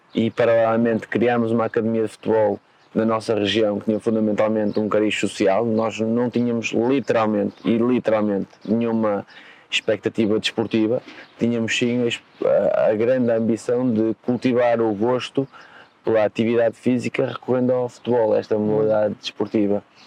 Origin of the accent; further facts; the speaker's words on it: home town of the Lagoense club, Norte, Portugal; o Lagoense, que é o clube da minha terra natal